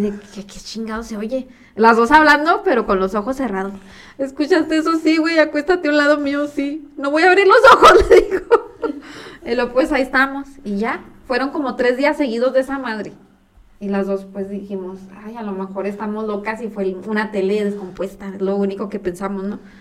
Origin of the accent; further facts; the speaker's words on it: Chihuahua, Mexico; los tres nacimos en Chihuahua